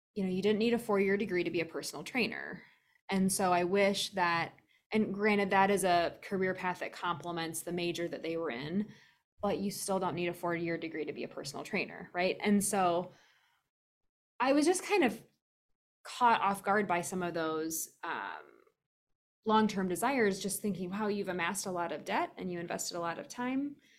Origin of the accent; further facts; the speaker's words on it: Lansing, Iowa, United States; I grew up in Lansing, Iowa, which is straight north of Dubuque.